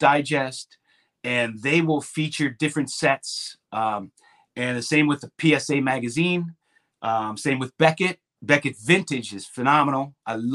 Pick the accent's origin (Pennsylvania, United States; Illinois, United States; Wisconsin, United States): Pennsylvania, United States; Pittsburgh; now in South Carolina, United States; I live in South Carolina currently. And when I'm from Pittsburgh, when I lived in Pittsburgh